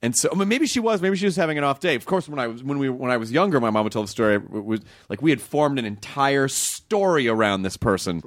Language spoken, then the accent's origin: English; Memphis, Tennessee, United States; moved away; also born or lived in Kentucky; I grew up in Tennessee